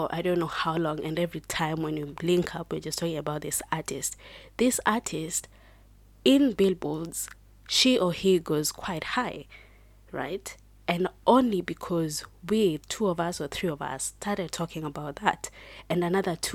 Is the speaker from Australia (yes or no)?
no; Kenya; I am proudly Kenyan